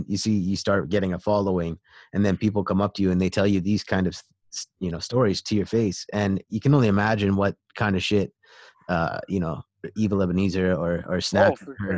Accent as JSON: {"language": "English", "town": "Kamloops", "region": "British Columbia", "country": "Canada", "tie": "born or raised there", "also_born_or_lived": "Surrey, British Columbia", "said": "Personally, I was born in Surrey, but then my parents moved 4 hours in to the interior in Kamloops."}